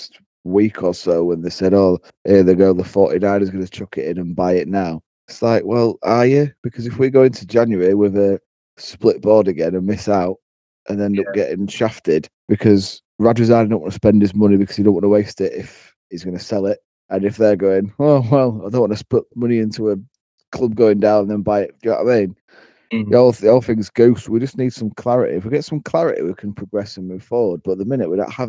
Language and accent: English; England, United Kingdom; I'm an Englishman, proud Englishman.